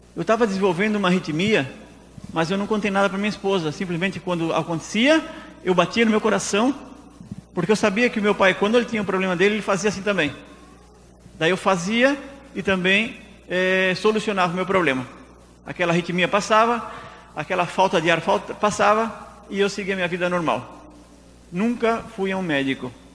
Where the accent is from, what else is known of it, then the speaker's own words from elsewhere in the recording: Tubarão, Santa Catarina, Brazil; moved away as an adult; also born or lived in Laguna; now in Argentina; Eu sou brasileiro, do estado de Santa Catarina, da cidade de Tubarão